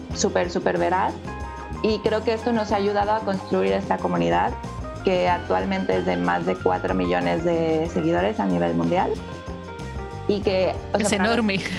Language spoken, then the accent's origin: Spanish; Mexico; moved away as an adult; also born or lived in Mexico City; now in Barcelona, Spain; también soy mexicana